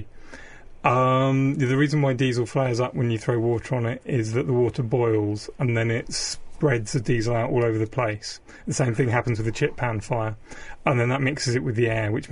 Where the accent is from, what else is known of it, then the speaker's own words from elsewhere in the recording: South Devon, South West England, United Kingdom; I grew up in South Devon on the coast